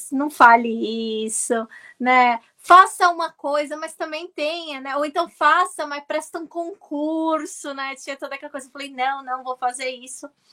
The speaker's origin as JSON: {"language": "Portuguese", "town": "Santos", "region": "São Paulo", "country": "Brazil", "tie": "born or raised there", "also_born_or_lived": "London, United Kingdom", "moved": "as an adult", "lives_now": "United Kingdom", "said": "eu sou originária de Santos"}